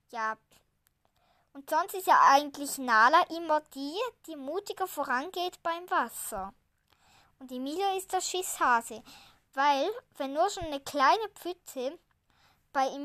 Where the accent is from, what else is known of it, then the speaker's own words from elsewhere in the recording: Switzerland; Also wir sagen ja Eile mit Weile, weil ja, ich komme ja aus der Schweiz. Eile mit Weile sagt man da so schön.